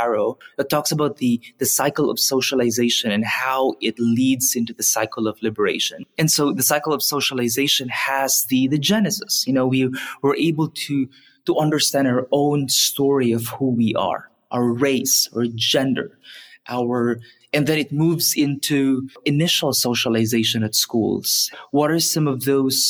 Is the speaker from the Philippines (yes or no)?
yes; Philippines; moved away as an adult; growing up in the Philippines